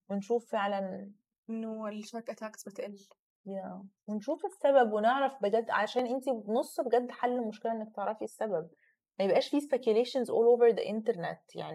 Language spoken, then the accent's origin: Arabic; Egypt